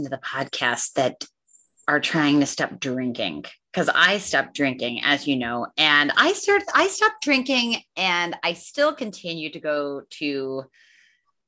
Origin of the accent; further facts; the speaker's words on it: Northeast Pennsylvania, United States; moved away; I grew up in Northeast Pennsylvania